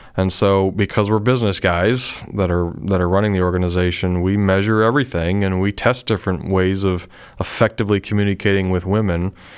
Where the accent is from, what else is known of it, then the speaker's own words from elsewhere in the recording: Pennsylvania, United States; moved away; I'm originally from Pennsylvania